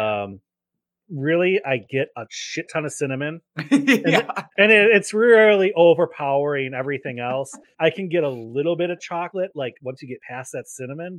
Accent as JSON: {"language": "English", "area": "Fox River Valley", "region": "Wisconsin", "country": "United States", "tie": "born or raised there", "said": "my hometown in the Fox River Valley"}